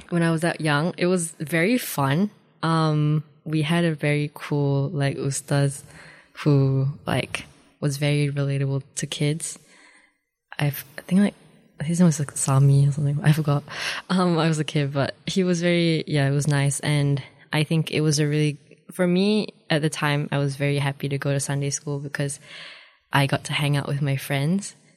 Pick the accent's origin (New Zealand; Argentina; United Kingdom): New Zealand; Dunedin, Otago; also born or lived in Cheras, Kuala Lumpur, Malaysia; I am Malaysian, uh, but I've lived in Dunedin for most of my life